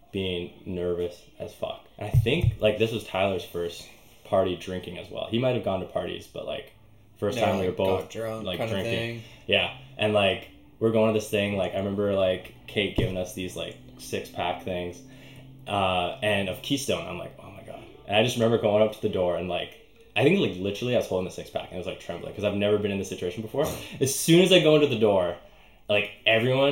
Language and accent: English; Northwest Territories, Canada; moved away; also born or lived in Edmonton, Alberta / Inuvik / Kugluktuk; I was born in Edmonton, but I lived in, like, the Northwest Territories for most of my, like, elementary childhood